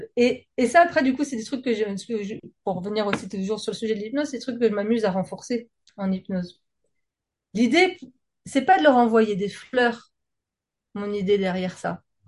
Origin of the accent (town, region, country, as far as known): France